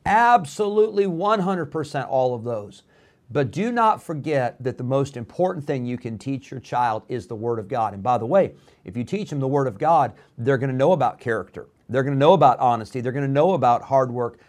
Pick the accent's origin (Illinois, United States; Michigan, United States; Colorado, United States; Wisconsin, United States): Illinois, United States; Rockford; also born or lived in California; we moved to Rockford, Illinois. My dad was planted there in Rockford, Illinois for 16 years.